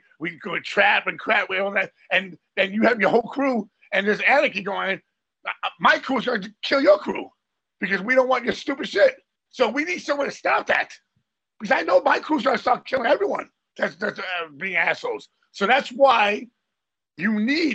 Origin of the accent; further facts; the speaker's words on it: United States; I'm from the United States